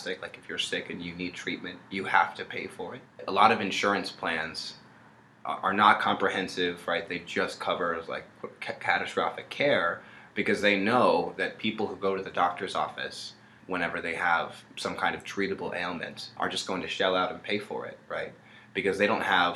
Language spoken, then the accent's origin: English; United States; we as American citizens